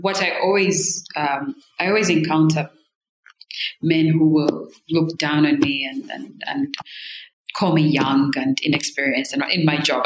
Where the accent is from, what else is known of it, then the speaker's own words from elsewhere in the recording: Rwanda; moved away; I'm from Rwanda